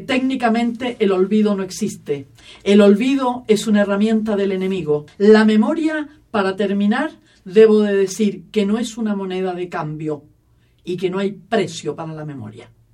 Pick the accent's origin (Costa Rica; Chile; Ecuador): Chile; soy chilena